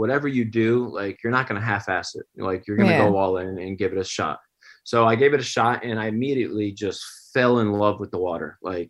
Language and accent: English; New York, United States; Upstate New York. Yeah. Grew up there, and I was always around the swimming pool. My parents were swim coaches. So, I guess you could say I grew up on the pool deck.